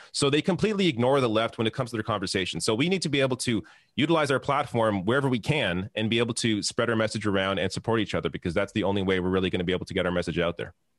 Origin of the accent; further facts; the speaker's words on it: Canada; I'm Canadian